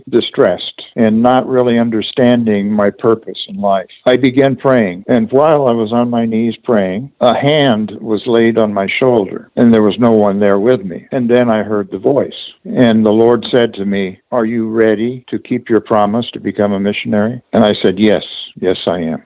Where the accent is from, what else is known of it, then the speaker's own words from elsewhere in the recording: El Cajon, California, United States; I grew up in El Cajon